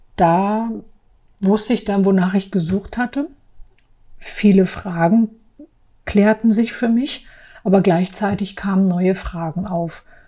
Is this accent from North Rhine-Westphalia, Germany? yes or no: no; Berlin, Germany; also born or lived in Prignitz / Saarbrücken; Ich bin 1973 in der Prignitz geboren und aufgewachsen in berlin friedrichsheim